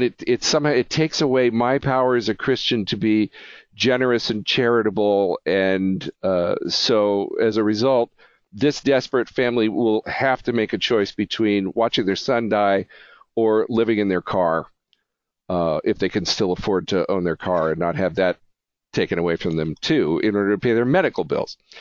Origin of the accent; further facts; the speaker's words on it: United States; as an American